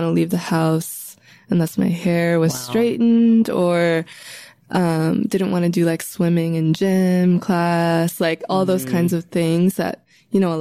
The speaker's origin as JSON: {"language": "English", "town": "Chicago", "region": "Illinois", "country": "United States", "tie": "born or raised there", "said": "I grew up in Hyde Park"}